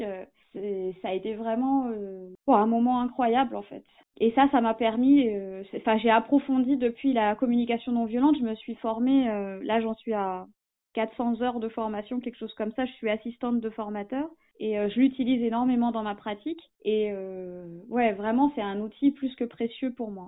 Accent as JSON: {"language": "French", "area": "Essonne", "region": "Île-de-France", "country": "France", "also_born_or_lived": "Amiens / Toulouse / Hérault", "moved": "as an adult", "said": "j'étais pas originaire d'Amiens, je suis de l'Essonne, le sud de la région parisienne"}